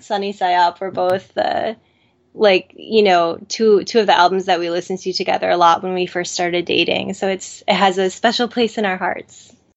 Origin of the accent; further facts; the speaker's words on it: Madison, Wisconsin, United States; we're both from Madison, Wisconsin